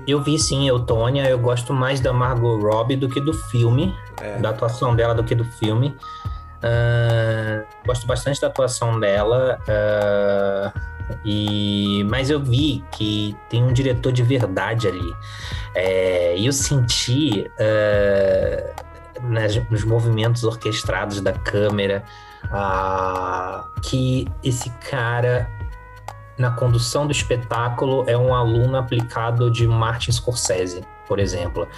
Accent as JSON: {"language": "Portuguese", "region": "Rio de Janeiro", "country": "Brazil", "tie": "born or raised there", "moved": "yes", "lives_now": "São Paulo, Brazil", "said": "eu nasci no Rio de Janeiro, eu já tô há mais de 20 anos em São Paulo. Então eu cheguei aqui sem conhecer ninguém"}